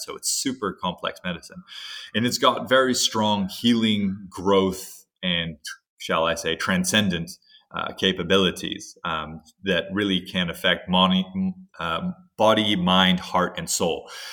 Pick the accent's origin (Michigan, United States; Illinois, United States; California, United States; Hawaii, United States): Hawaii, United States; growing up in Hawaii